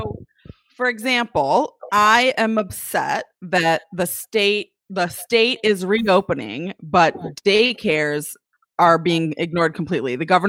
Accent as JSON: {"language": "English", "town": "Toledo", "region": "Ohio", "country": "United States", "also_born_or_lived": "Oregon, Ohio", "said": "I'm from Toledo. Well, I live in Oregon, but I'm from the Toledo area."}